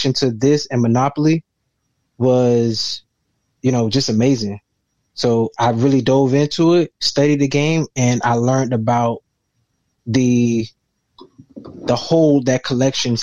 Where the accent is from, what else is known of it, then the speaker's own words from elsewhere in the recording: Miami, Florida, United States; I'm from Miami, born and raised